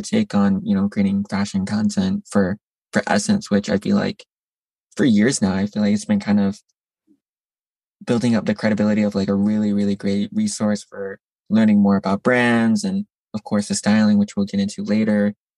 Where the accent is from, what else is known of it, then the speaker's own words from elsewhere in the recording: Midwest, United States; now in New York, United States; I'm from the Midwest as well originally